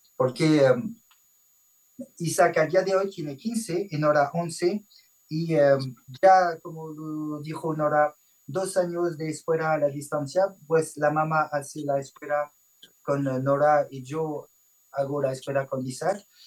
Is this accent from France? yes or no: yes; France; Spanish is a second language; nuestra casita en Francia y mm, nadie en la familia tiene raíces latinas, no hablábamos español